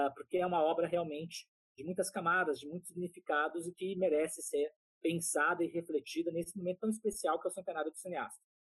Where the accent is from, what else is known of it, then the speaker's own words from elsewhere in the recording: Taubaté, São Paulo, Brazil; now in São Paulo, Brazil; Eu sou do interior de São Paulo, de Taubaté